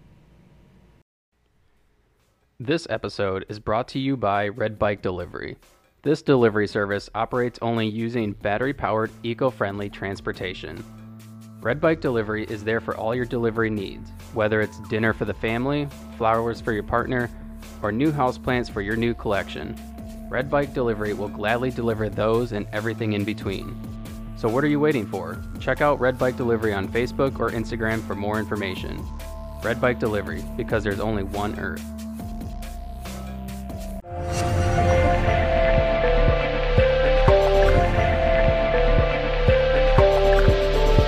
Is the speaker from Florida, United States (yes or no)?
yes; West Palm Beach, Florida, United States; I grew up in West Palm Beach